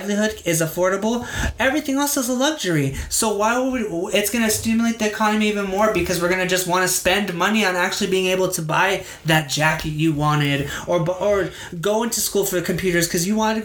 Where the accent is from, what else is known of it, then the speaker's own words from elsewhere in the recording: United States; as being an American and a millennial American